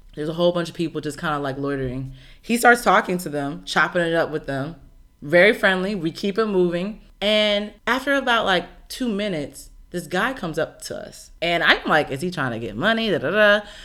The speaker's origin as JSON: {"language": "English", "country": "United States", "said": "I'm so used to being from a country where African Americans exist"}